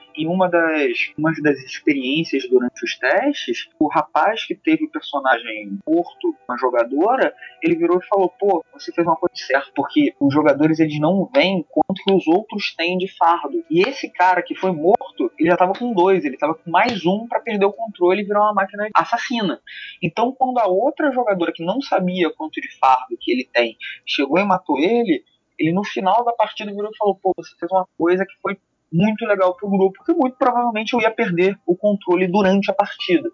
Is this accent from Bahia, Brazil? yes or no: no; Rio de Janeiro, Brazil; accent: carioca periférico; um sotaque carioca periférico